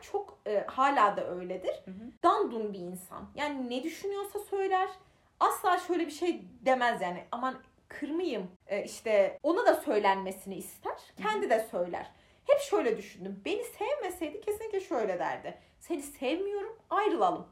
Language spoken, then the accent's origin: Turkish; Konya, Turkey; biz Konyalıyız ve Konya'da doğduk